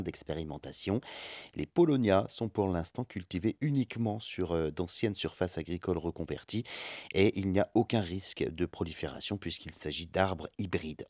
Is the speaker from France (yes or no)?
yes; France; chez nous en France